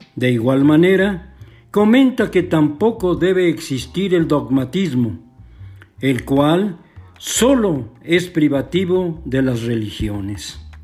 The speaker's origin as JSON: {"language": "Spanish", "country": "Mexico", "said": "Todos somos mexicanos"}